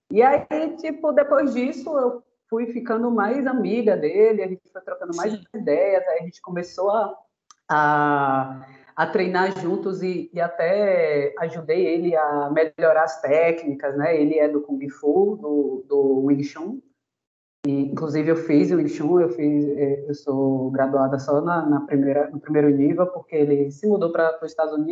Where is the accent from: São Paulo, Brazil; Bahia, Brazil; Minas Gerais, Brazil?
Bahia, Brazil; Itabuna; moved away as an adult; now in Aracaju, Brazil; eu sou de Itabuna também. É, sou do sul da Bahia, graças a Deus. Melhor terra não há